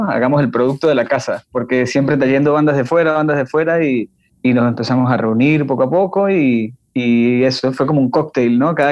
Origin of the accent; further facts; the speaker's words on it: Venezuela; y sí, los demás somos, somos eso, venezolanos. Hay 5 venezolanos y un colombiano. Todos nos conocimos acá, ninguno nos conocíamos de, de Venezuela ni de Colombia, porque aparte de Venezuela somos de partes distintas.